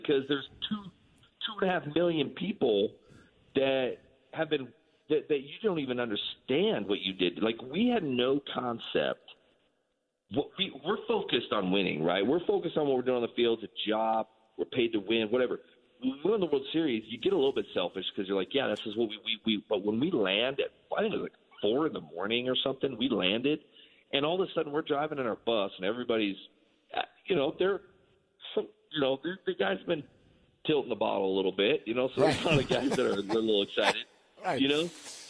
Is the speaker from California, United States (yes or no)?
yes; San Francisco, California, United States; I've been a Giants fan since I was a little kid. I'm from San Francisco.